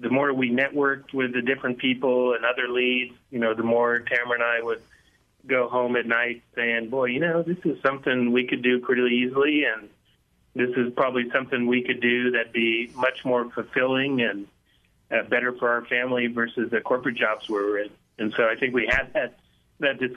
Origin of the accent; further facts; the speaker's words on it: Laramie, Wyoming, United States; I was born and raised in Laramie, Wyoming, so lived here all my life.